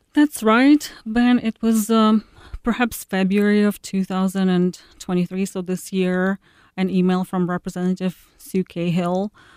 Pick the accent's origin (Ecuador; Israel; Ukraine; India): Ukraine; now in Iowa, United States; One of the girls is from my hometown